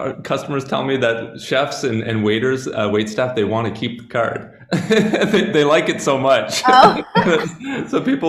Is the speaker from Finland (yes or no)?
no; Canada; now in Slovenia; because I come to Slovenia from Canada